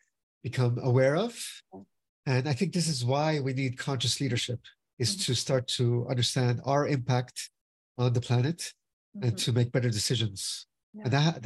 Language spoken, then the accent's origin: English; Finland; now in United States; So, for example, I'm from Finland as well. So my father was from Brazil and my mother's from Finland. And I'm the honorary consul of Finland in South Florida.